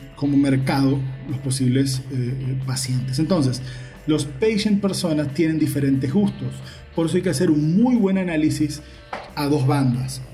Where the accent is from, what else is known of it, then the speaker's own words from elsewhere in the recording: Uruguay; now in Valencia, Venezuela; porque desde que llegué a Venezuela en el 2003 todo el mundo me conoce como …